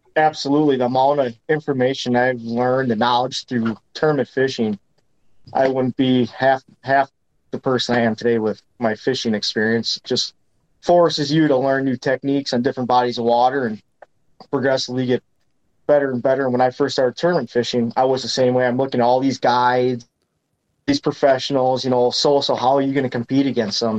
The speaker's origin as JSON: {"language": "English", "town": "Green Bay", "region": "Wisconsin", "country": "United States", "tie": "born or raised there", "said": "growing up on Green Bay"}